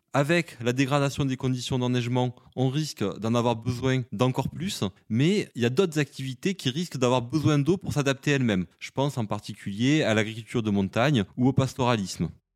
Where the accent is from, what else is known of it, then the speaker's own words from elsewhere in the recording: Vaucluse, Provence-Alpes-Côte d'Azur, France; je suis originaire du Vaucluse